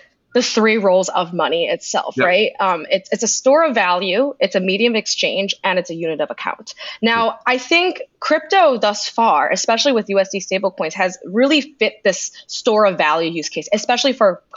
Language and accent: English; United States; as an American